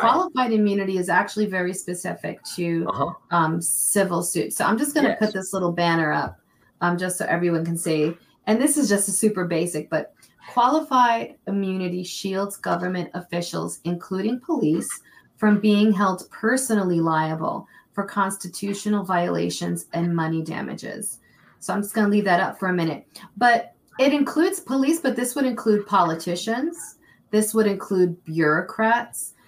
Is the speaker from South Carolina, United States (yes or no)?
no; New York City, New York, United States; moved away; also born or lived in Vermont; I was born and raised in New York City